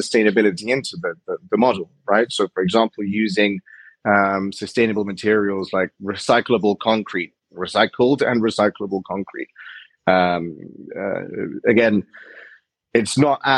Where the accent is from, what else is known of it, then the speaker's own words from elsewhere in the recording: Iran; I'm from Iran